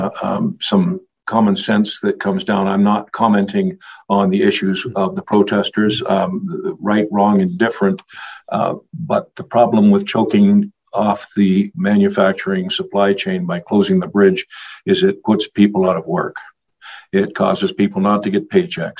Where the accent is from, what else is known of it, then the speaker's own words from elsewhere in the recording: Canada; I'm a Canadian shipping into the U.S.